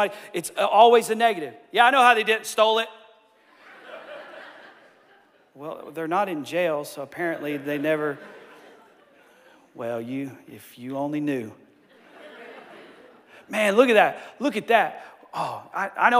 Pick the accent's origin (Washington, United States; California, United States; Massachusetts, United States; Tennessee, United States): Tennessee, United States; Johnson City; We're like an hour and a half east of Knoxville.